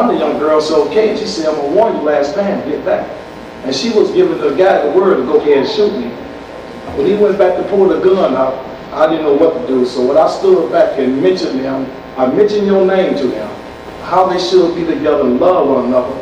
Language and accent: English; Detroit, Michigan, United States; also born or lived in Chicago; I'm from Detroit, Michigan. I'm working here in Chicago